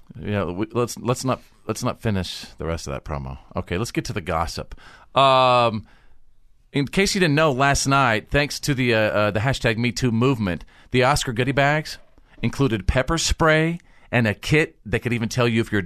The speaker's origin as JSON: {"language": "English", "town": "Bowie", "region": "Texas", "country": "United States", "tie": "born or raised there", "moved": "yes", "said": "my home in North Texas, my hometown of Bowie, Texas."}